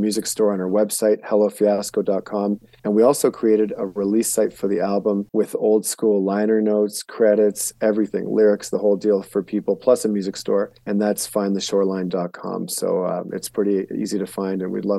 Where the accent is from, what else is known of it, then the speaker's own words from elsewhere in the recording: Canada; now in Helena, United States; I was born and raised in Canada and lived there for a lot of years until about 11 years ago when I moved down to the U.S. And so I have both citizenships